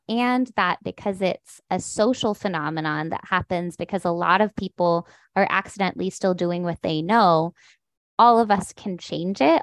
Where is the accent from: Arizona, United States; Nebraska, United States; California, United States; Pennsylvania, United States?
California, United States; San Diego; I was born in San Diego